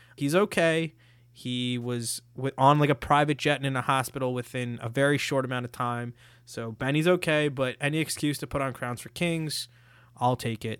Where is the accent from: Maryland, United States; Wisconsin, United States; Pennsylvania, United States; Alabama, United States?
Maryland, United States; Silver Spring; also born or lived in Washington, D.C.; now in New York, United States; I actually tell people I'm from Silver Spring and where I went to high school